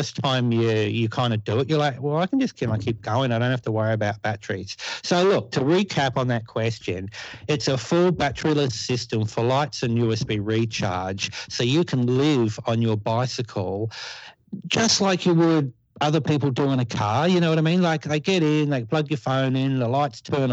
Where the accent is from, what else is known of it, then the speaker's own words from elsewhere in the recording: Newcastle, New South Wales, Australia; my hometown. And we have a factory here